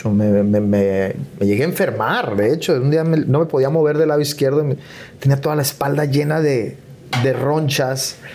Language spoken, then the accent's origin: Spanish; Chihuahua, Mexico; now in Mexico City, Mexico; cuando yo me fui, me mudé de Chihuahua a, la Ciudad de México, renté dos cuartitos en la Nápoles